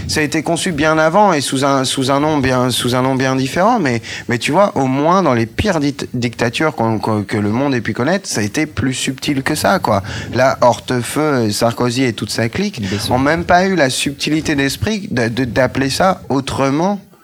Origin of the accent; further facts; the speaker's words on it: France; moi, je suis français